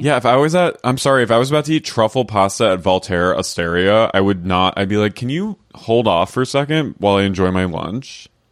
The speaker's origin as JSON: {"language": "English", "country": "United States", "also_born_or_lived": "London", "said": "I was from America"}